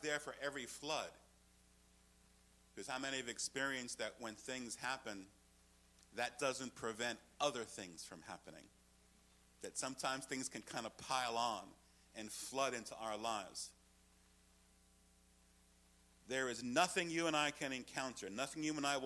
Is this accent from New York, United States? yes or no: yes; New York, United States; I'm from New York